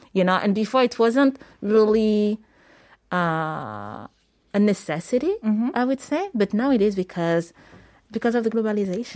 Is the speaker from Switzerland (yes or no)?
no; Paris, Île-de-France, France; moved away as an adult; also born or lived in Senegal / New York; I'm originally from Senegal. Mm-hmm and I was born in Paris.